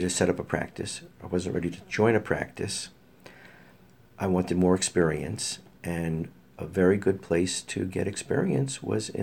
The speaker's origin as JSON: {"language": "English", "town": "New York City", "region": "New York", "country": "United States", "tie": "born or raised there", "moved": "as an adult", "lives_now": "Bethel, Connecticut, United States", "said": "I'm originally from Brooklyn. I'm a graduate of James Madison High School. I got a bachelor's degree from Brooklyn College"}